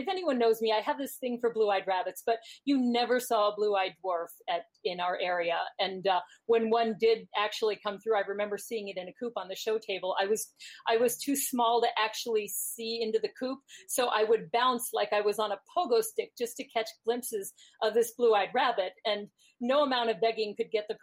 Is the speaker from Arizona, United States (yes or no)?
yes; Tucson, Arizona, United States; I grew up in Tucson, Arizona